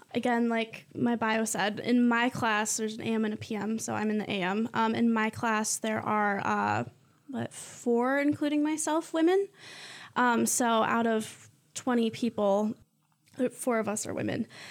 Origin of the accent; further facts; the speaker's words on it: Mason, Michigan, United States; I'm from Mason